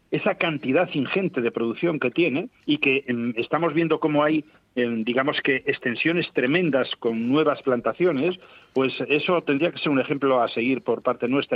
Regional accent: Asturias, Spain

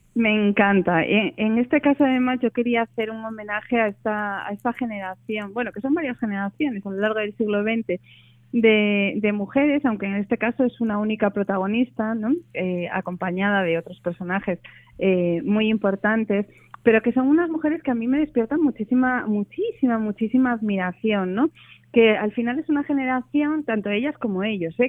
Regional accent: Oviedo, Asturias, Spain; moved away as an adult; now in Madrid, Spain; yo soy de Oviedo, nací aquí y viví aquí hasta los 18 años, me fui a estudiar allí

